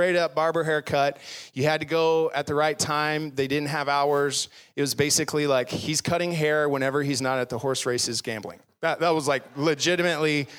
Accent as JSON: {"language": "English", "town": "Garland", "region": "Texas", "country": "United States", "tie": "born or raised there", "said": "I grew up in Garland, which is just down the road, went to Webb Middle School"}